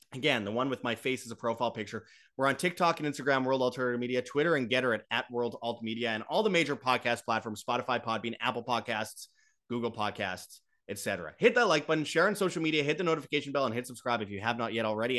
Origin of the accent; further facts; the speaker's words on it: Winnipeg, Manitoba, Canada; from Winnipeg, Canada, my hometown